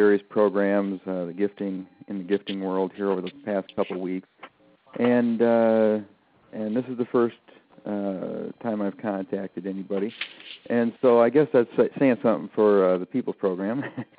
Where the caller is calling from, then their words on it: Michigan, United States; I'm calling from Michigan.